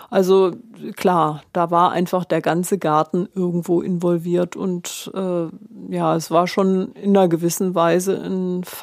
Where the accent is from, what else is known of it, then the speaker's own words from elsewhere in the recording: Stuttgart, Baden-Württemberg, Germany; born there; also born or lived in Bonn; weil ich eben ursprünglich in Bonn studiert habe, in Stuttgart geboren bin, also eigentlich aus Westdeutschland